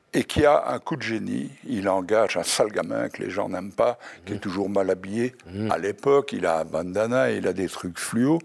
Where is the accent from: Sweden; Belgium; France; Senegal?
Belgium; Je suis belge